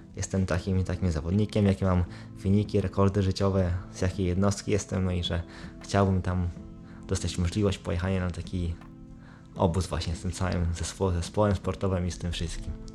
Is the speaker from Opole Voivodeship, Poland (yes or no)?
yes; Brzeg, Opole Voivodeship, Poland; Pochodzę z brzegu, województwie opolskim